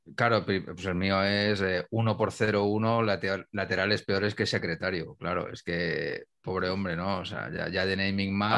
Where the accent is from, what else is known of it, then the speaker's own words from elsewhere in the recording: Humanes de Madrid, Community of Madrid, Spain; Coque, restaurante de mi pueblo, de Humanes